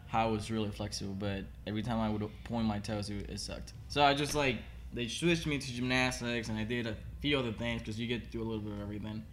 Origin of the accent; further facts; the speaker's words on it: Havana, Cuba; English is a second language; moved away as an adult; also born or lived in Miami / Orlando / Northern Kentucky; now in Kentucky, United States; I was born in Havana, Cuba